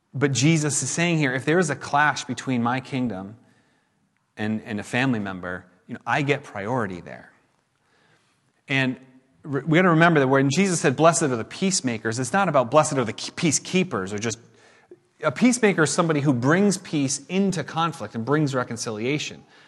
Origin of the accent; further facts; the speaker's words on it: United States; we as American Christians